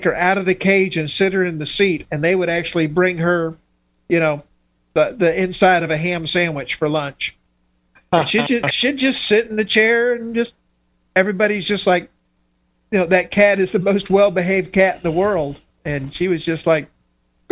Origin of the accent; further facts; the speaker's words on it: Miami, Florida, United States; I'm from the South. We don't understand this hockey stuff. I grew up in Miami